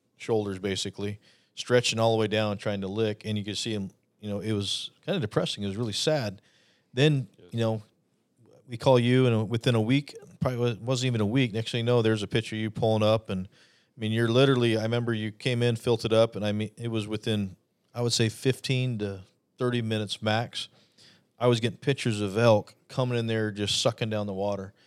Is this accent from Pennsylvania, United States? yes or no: no; Arizona, United States; being born and raised in Arizona